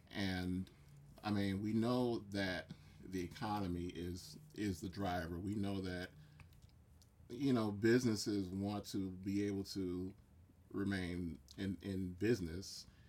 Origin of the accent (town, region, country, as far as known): United States